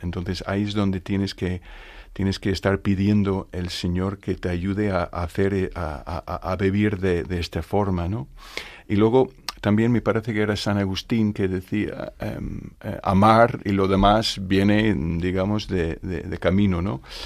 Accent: Northern Ireland, United Kingdom; Spanish is a second language; moved away as an adult; now in Spain; soy irlandés, de Irlanda del Norte. Eh, llevo 36 años ya viviendo en España

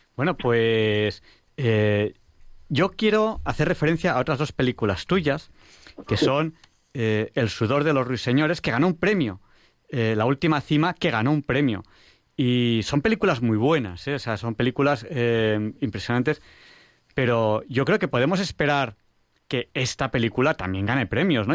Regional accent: Barcelona, Catalonia, Spain; en Barcelona, en mi tierra

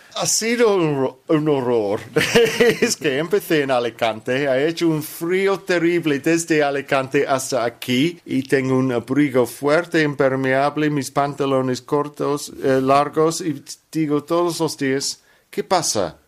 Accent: London, United Kingdom; Spanish is a second language; Soy cristiano de Londres.

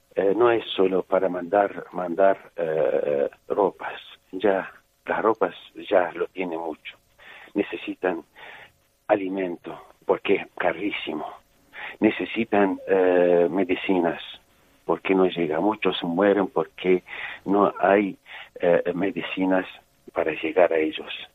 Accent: Syria; moved away; en mi pueblo hay una iglesia de la Virgen María

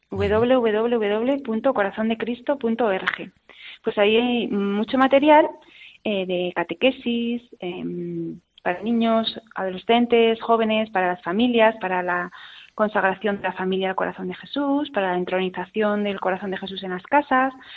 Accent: a village in Burgos, Castile and León, Spain; moved away; nací en Burgos, en un pueblecito de Burgos, y por circunstancias de la vida, pues me mandaron interna a un colegio

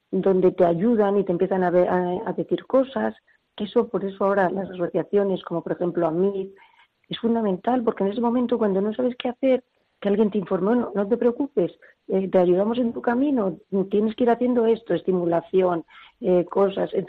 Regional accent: Barcelona, Catalonia, Spain; born there; moved away as an adult; now in Madrid, Spain; yo ya te dije que nació en Barcelona, pues eh, vine a Madrid después de las Olimpiadas

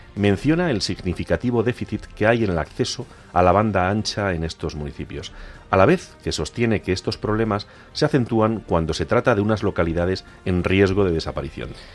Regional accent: Agudo, Castilla-La Mancha, Spain; also born or lived in Ciudad Real; en la dehesa de mi pueblo y veo la sonrisa de mi primera maestra, doña Maricruz

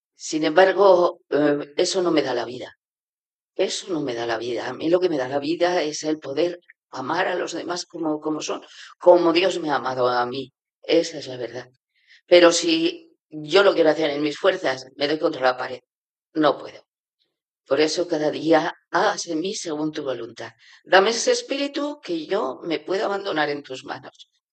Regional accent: Navarre, Spain; moved away as an adult; also born or lived in China; soy de Navarra

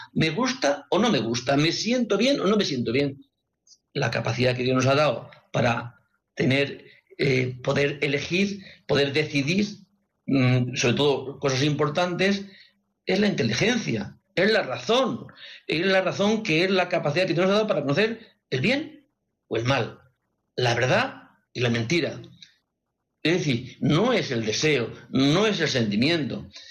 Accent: Madrid, Community of Madrid, Spain; son de Madrid y parece que me, tengo cierta eh, simpatía porque son del mismo lugar donde, de donde yo soy

